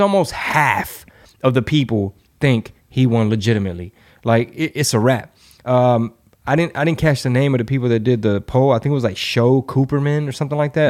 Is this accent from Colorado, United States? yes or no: no; Texas, United States; my hometown